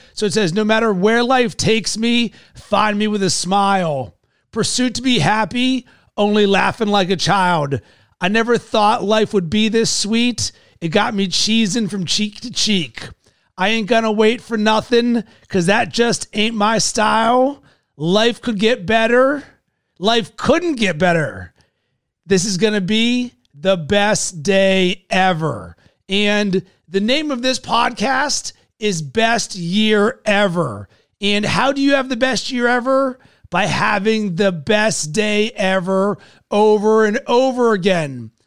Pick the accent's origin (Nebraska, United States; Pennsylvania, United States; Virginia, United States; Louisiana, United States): Pennsylvania, United States; Pittsburgh; I'm a Yinzer from Pittsburgh